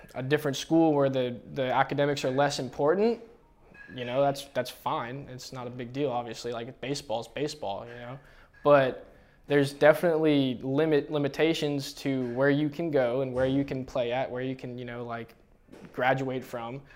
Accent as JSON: {"language": "English", "area": "Bay Area", "region": "California", "country": "United States", "tie": "born or raised there", "said": "I'm born and raised in the Bay Area"}